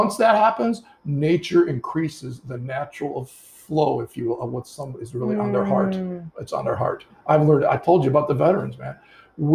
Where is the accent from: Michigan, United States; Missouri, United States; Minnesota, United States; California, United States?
Michigan, United States; Detroit; moved away; when I was growing up in Detroit, my parents were from England